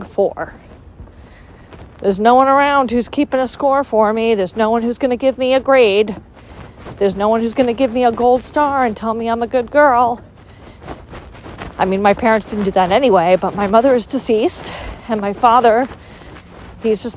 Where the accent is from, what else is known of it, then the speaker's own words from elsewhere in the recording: United States; grew up in the United States, and my overworking culture is part of being American